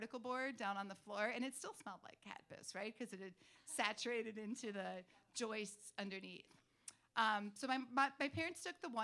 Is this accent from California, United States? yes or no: no; Duluth, Minnesota, United States; I grew up in Duluth in northern Minnesota